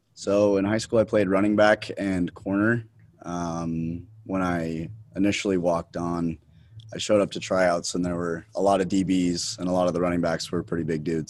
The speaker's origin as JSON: {"language": "English", "town": "Salt Lake City", "region": "Utah", "country": "United States", "tie": "born or raised there", "also_born_or_lived": "Pittsburgh, Pennsylvania", "lives_now": "Provo, United States", "said": "I'm from Salt Lake City, Utah."}